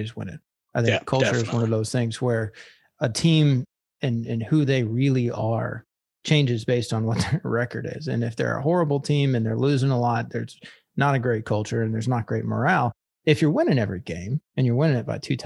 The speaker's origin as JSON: {"language": "English", "town": "Tampa", "region": "Florida", "country": "United States", "said": "we're both from Tampa"}